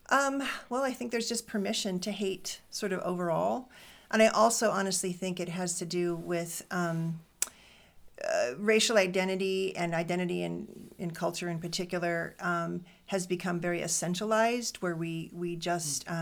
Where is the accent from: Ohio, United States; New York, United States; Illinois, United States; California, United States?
California, United States; Fresno; now in Des Moines, United States; my mom was a Korean American woman who was born in the Bay Area and then um, raised um, us in Fresno